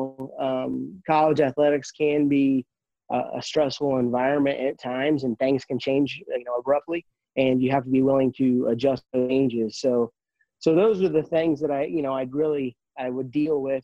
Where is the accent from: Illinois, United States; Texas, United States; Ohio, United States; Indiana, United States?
Illinois, United States; Canton; moved away; I grew up in Canton, Illinois, a small town